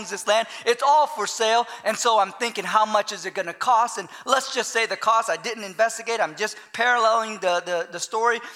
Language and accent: English; Long Beach, California, United States; moved away as an adult; also born or lived in Santa Clara, California / Hot Springs, Arkansas; I grew up in Los Angeles, California, in Long Beach, California. And so I'm a city boy just because of how I grew up most of my life